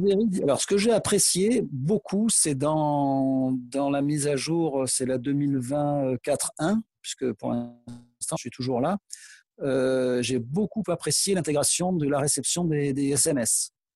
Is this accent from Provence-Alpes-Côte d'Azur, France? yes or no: yes; Aix-en-Provence, Provence-Alpes-Côte d'Azur, France; je suis originaire d'Aix et j'ai encore euh, de la famille là-bas